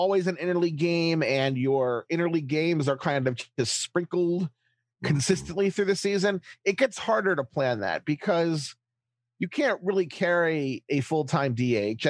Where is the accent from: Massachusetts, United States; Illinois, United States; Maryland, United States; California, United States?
Maryland, United States; Baltimore; Growing up in Baltimore with cable